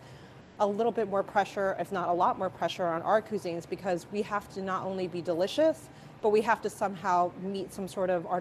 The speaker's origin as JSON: {"language": "English", "town": "Philadelphia", "region": "Pennsylvania", "country": "United States", "tie": "born or raised there", "accent": "Jersey girl, Valley girl", "said": "I am first generation born here"}